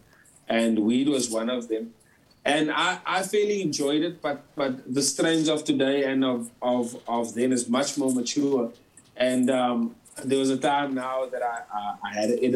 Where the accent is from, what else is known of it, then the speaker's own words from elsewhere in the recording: Port Elizabeth, Eastern Cape, South Africa; moved away as an adult; now in Johannesburg, South Africa; I'm originally from PE. I moved to Jersey